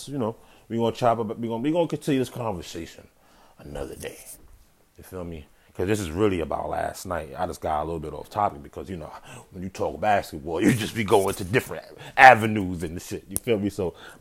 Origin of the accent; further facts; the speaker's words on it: New York City, New York, United States; I'm from Brooklyn